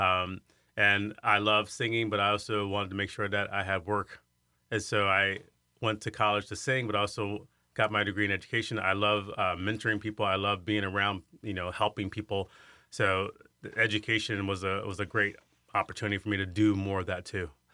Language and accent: English; Iowa, United States; also born or lived in Chicago; I grew up in, in this small little town, and it was a town of about six hundred people